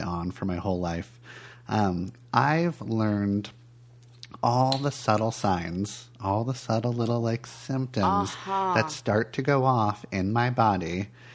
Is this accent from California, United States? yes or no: yes; California, United States; moved away; I grew up in California